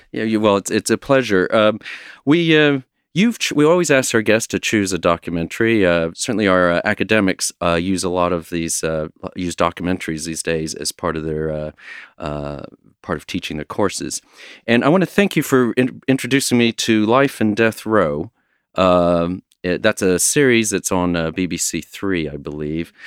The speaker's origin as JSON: {"language": "English", "region": "Texas", "country": "United States", "tie": "born or raised there", "moved": "as an adult", "lives_now": "United Kingdom", "said": "a native, uh, Texan born and raised"}